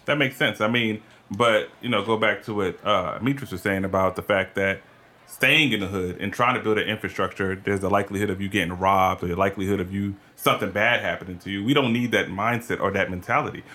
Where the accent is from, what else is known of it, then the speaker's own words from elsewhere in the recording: College Park, Georgia, United States; also born or lived in New York; I'm from New York. I rep that all day, whatever. But I grew up in College Park